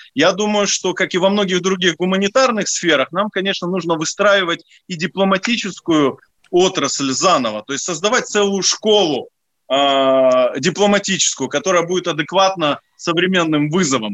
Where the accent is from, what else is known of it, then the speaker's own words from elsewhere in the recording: Odesa, Odesa Oblast, Ukraine; moved away; я одессит, и я был депутатом Одесского горсовета